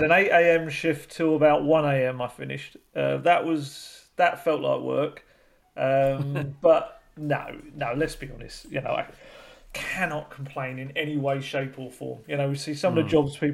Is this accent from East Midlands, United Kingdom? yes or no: no; London, United Kingdom; I was born at Whipps Cross, so not too far from Spurs as well